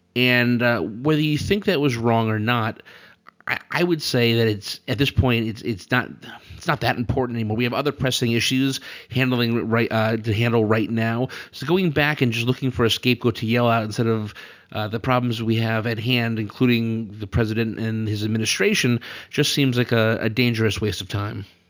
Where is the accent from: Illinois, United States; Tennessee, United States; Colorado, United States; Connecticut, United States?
Connecticut, United States; we're from Connecticut